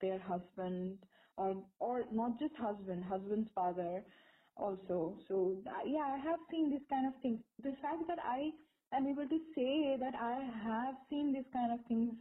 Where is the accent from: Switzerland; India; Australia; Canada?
India; us as Indian women, young women